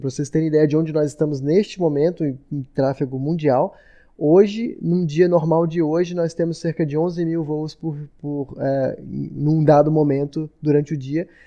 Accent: Brazil; moved away; eu, como brasileiro

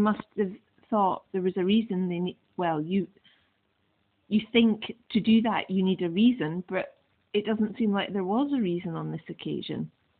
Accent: Glasgow, Scotland, United Kingdom; moved away; As a former Glaswegian, well, I am a Glaswegian, but I don't live there anymore.

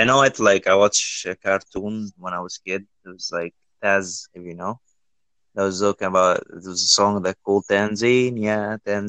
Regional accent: Egypt; English is a second language; here in Egypt we only speak Arabic. We don't speak anything else.

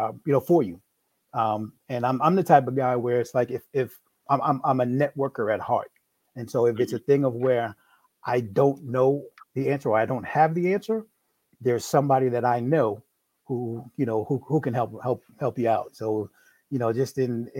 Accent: New York, United States; now in Maryland, United States; I'm originally from New York.

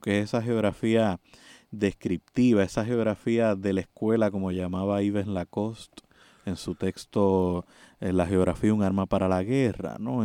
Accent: Puerto Rico; nuestra condición política de Puerto Rico

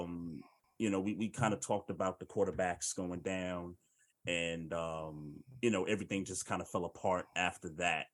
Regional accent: New York City, New York, United States; I grew up in Bed-Stuy, so I'm from New York.

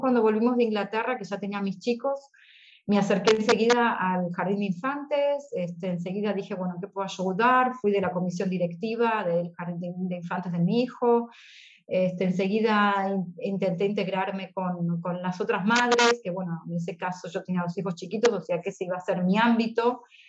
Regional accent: Argentina; moved away as an adult; now in Stuttgart, Germany; Yo me volví a Argentina

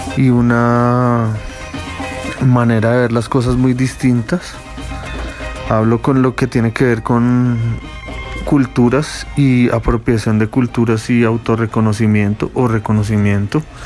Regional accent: Colombia; also born or lived in Cuba; soy músico colombiano

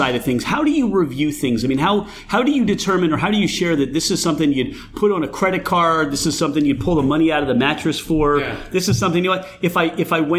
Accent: Mount Laurel, New Jersey, United States; I grew up in Mount Laurel

